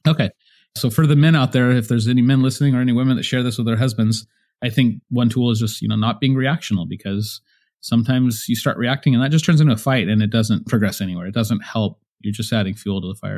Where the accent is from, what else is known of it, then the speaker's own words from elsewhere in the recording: San Jose, California, United States; moved away as an adult; We were both born and raised in San Jose, California